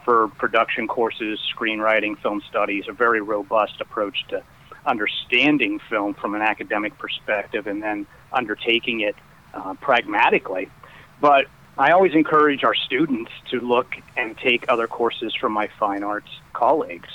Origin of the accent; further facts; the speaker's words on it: Pennsylvania, United States; moved away as an adult; I'm originally from Pennsylvania